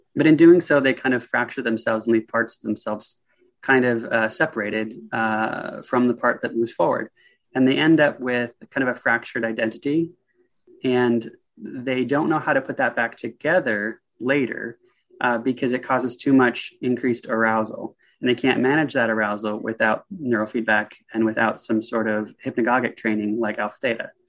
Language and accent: English; the Northwest, Pacific Northwest, United States; born or raised there; also born or lived in Vancouver, Washington